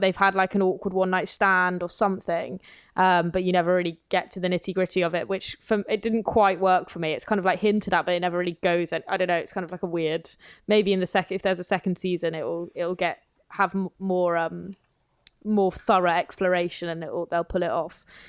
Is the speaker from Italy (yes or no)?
no; near Wales, England, United Kingdom; I grew up kind of near Wales